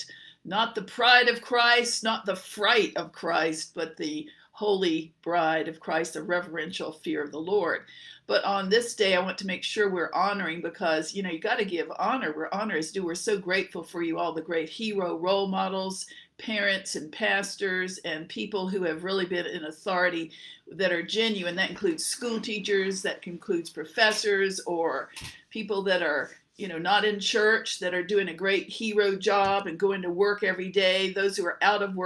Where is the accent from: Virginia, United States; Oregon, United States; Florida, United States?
Virginia, United States; Norfolk; also born or lived in Louisville, Kentucky / Dallas; we lived growing up in Norfolk, Virginia